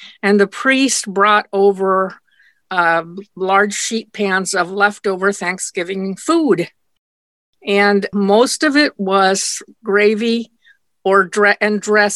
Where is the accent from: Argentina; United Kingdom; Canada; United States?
United States; Nyssa, Oregon; English is a second language; And by then we lived in what I call my hometown in America, in Nisa, Oregon, in Eastern Oregon.